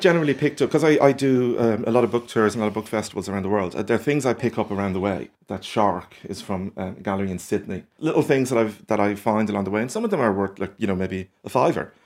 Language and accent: English; Ireland; also born or lived in Norwich, England; it was quite nice being Irish there